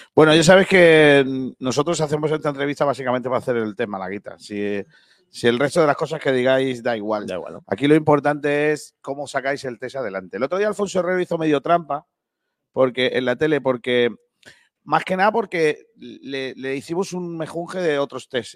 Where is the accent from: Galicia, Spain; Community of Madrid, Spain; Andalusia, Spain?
Andalusia, Spain; Rincón de la Victoria; mi pueblo que es Rincón de la Victoria